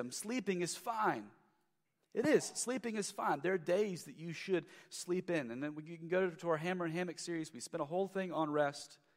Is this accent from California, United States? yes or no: no; Lexington, Kentucky, United States; I'm from Lexington, the downtown Lexington area uh, years ago uh, was just lacking.